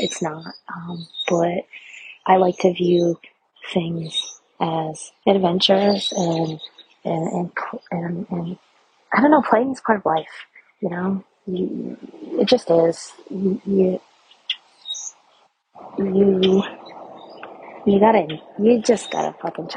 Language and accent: English; Rhode Island, United States; I'm from Rhode Island. It's like the freaking pinky fingernail of the United States.